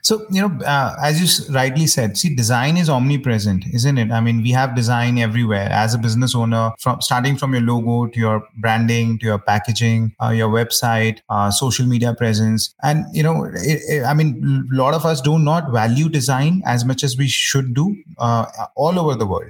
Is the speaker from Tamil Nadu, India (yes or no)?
no; New Delhi, Delhi, India; also born or lived in United Kingdom; I, am born and brought up in New Delhi, India